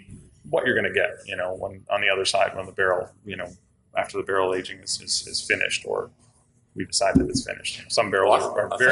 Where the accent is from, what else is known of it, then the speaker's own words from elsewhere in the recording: Detroit, Michigan, United States; moved away as an adult; also born or lived in Traverse City, Michigan; now in New Orleans, United States; I'm from the north, so I'm originally from the Detroit area